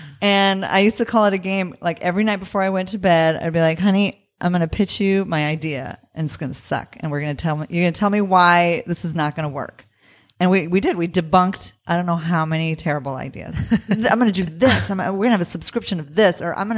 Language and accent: English; Southwest, United States; he's from California. I'm from the Southwest, but it was like kind of coming home.